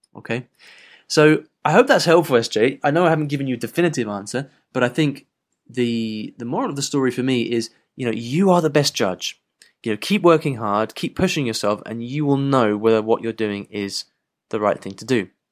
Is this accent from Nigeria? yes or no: no; England, United Kingdom; I have perfect English 'cause I'm English